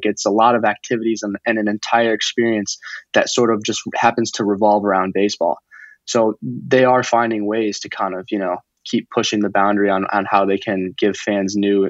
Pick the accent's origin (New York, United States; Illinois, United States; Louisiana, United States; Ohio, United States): Illinois, United States; Chicago; You know, when we first moved to the Chicago area, I was very young. We lived about 2 minutes from Wrigley.